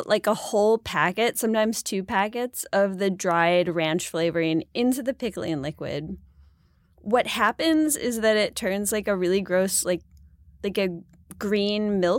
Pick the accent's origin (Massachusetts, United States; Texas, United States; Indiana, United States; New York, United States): New York, United States; Buffalo; Like I'm from Buffalo. It's got to be blue cheese.